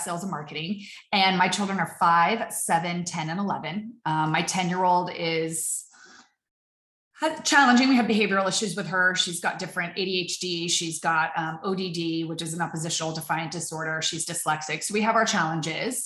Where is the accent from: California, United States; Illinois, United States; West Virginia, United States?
California, United States; Southern; moved away as an adult; also born or lived in Arizona / New York City / Connecticut; I'm from Southern California. I was born and raised